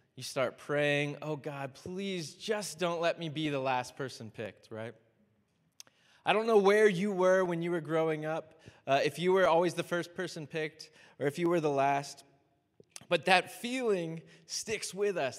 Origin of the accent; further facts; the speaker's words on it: Miami, Florida, United States; I'm from Miami, so I'm a huge Dolphins fan